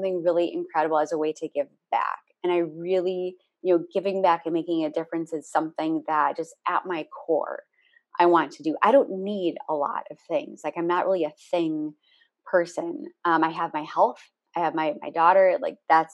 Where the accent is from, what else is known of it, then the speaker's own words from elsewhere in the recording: Minneapolis, Minnesota, United States; moved away; also born or lived in Los Angeles; my hometown of Minneapolis in St. Paul